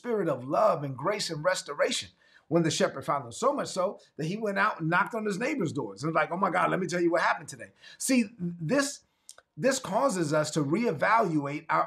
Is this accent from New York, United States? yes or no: yes; New York City, New York, United States; I'm from Brooklyn. So I'm going to say it like I'm from Brooklyn